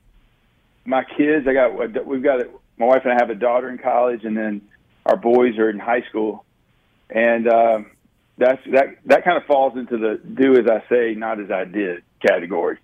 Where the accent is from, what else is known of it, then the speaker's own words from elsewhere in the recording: Pike Road, Alabama, United States; I grew up out in the country, and I mean, it was almost a four-way stop area, about half an hour outside of Montgomery, Alabama, in a place called Pike Road